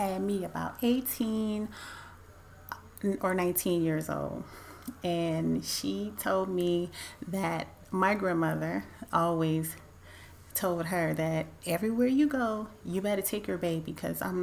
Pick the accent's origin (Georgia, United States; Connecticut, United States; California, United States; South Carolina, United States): South Carolina, United States; I'm from South Carolina